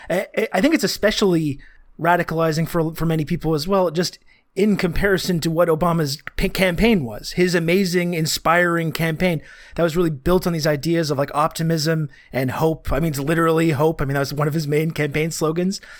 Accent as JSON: {"language": "English", "country": "Canada", "said": "like I was saying, it's like I'm I'm Canadian, as many people remind me when I when I talk"}